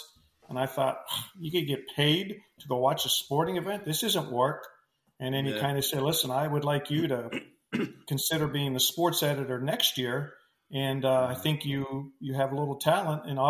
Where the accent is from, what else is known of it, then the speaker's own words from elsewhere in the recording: Western Pennsylvania, United States; moved away; growing up in Western Pennsylvania